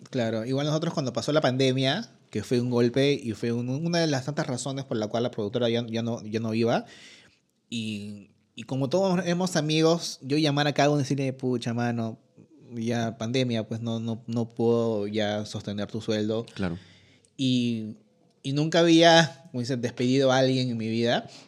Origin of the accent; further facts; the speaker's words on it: Peru; uno como peruano